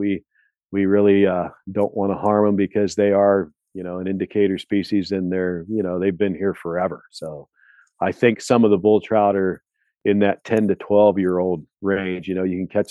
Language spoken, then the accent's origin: English; Pennsylvania, United States; now in Montana, United States; I grew up in Pennsylvania with brown trout